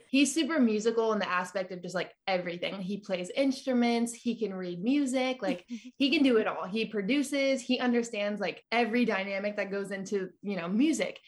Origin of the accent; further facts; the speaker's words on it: California, United States; also born or lived in Nashville / Colorado / Albuquerque; now in Texas, United States; So I was originally born and raised in California